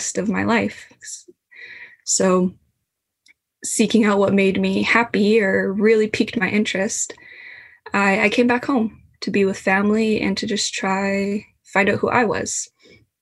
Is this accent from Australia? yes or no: no; Kitamaat Village, British Columbia, Canada; I come from Tsimotsa, currently known as Kitimat Village or Haisla BC